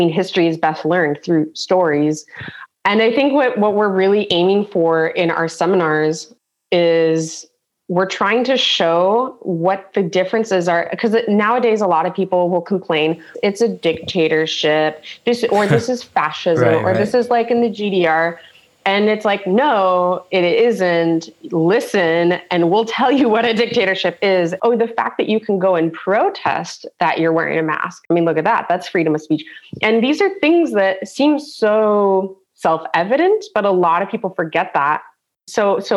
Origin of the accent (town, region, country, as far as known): San Diego, California, United States; now in Germany